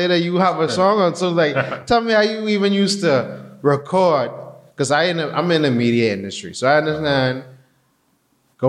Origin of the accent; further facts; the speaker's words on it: Bahamas; growing up in the Bahamas